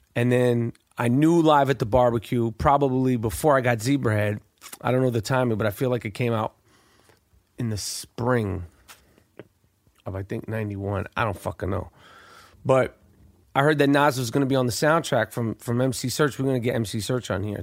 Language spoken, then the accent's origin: English; New York, United States; moved away; I was from New York at the time, never been to Philadelphia. I'm six